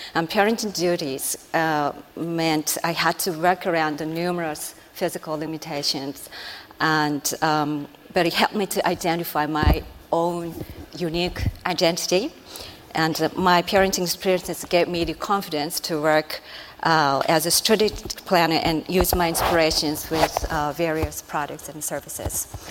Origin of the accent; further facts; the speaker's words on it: Japan; I'm Japanese